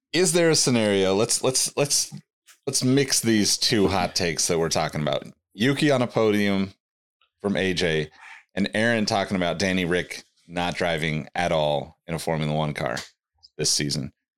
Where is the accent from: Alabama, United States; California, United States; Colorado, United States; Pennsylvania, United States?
California, United States; Sacramento; my hometown